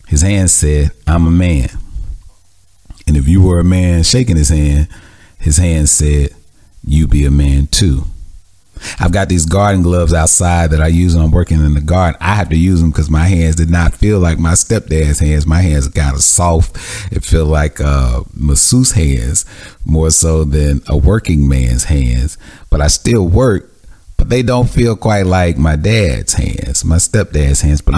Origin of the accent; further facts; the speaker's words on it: Mississippi, United States; I grew up in Mississippi with a lot of anger and hatred and animosity.